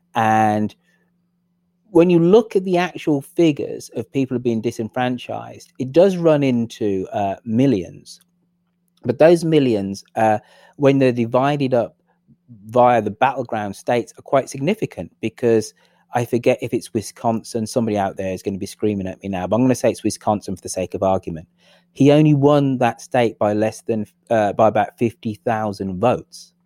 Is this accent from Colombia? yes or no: no; England, United Kingdom; I'm the English person